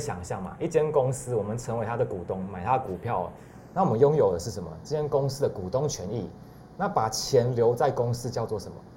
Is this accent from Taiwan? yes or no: yes; Taiwan; 像是我们台湾人投资美股要承担什么汇率风险？